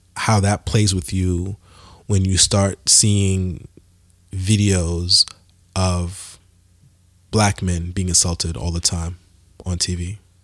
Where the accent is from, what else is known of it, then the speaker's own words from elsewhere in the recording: Montreal, Quebec, Canada; I'm from Montreal, Canada